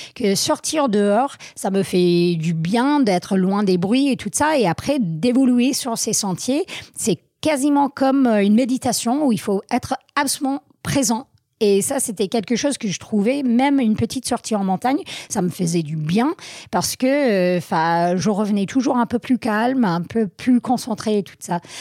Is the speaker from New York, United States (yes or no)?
no; Vermont, United States; born or raised there; French is a second language; moved away as an adult; also born or lived in Grenoble, France; now in France